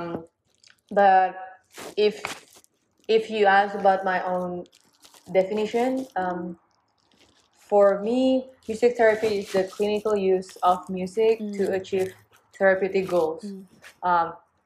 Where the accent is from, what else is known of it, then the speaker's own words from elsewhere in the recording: Indonesia; now in Boston, United States; I'm from Indonesia.